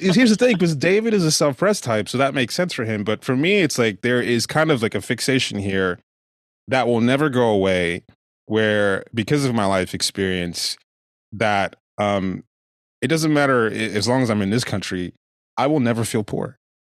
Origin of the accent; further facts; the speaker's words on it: Nigeria; now in United States; growing up in Nigeria